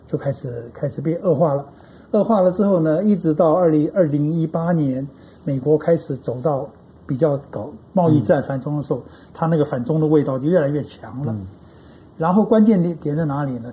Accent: Taiwan; 我们台湾人

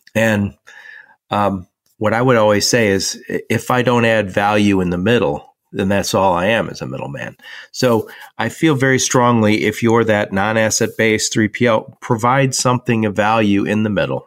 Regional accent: Dearborn, Michigan, United States; I was born and raised in Dearborn, Michigan

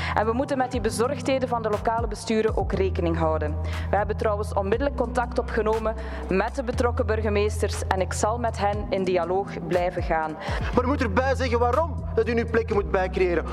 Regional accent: Brussels, Brussels-Capital Region, Belgium; als Brusselaar

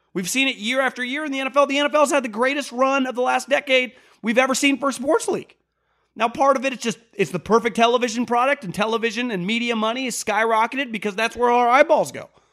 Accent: West Coast, United States; also born or lived in Northeast (US); I'm from the West Coast. I lived in the Northeast for a couple years

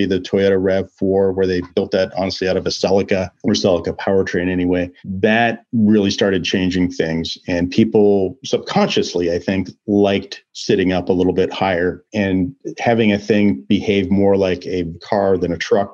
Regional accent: Portland, Oregon, United States; I grew up in the Portland, Oregon area

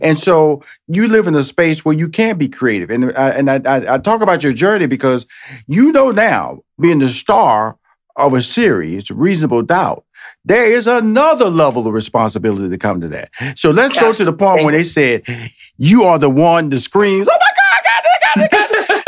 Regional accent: Houston, Texas, United States; I'm originally from Houston, Texas. So I moved to New York, pursuing my stand-up comedy career. Then I moved to L.A., pursuing my career.

